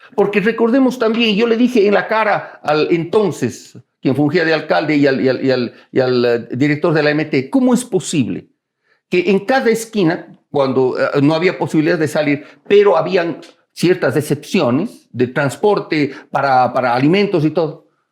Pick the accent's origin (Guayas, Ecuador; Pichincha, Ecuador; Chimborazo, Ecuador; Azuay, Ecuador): Azuay, Ecuador; Cuenca; now in Quito, Ecuador; yo soy cuencano de, de nacimiento, quiteño de corazón